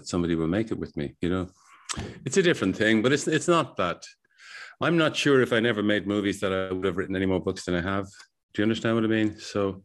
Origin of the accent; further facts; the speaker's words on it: Ireland; as Irish people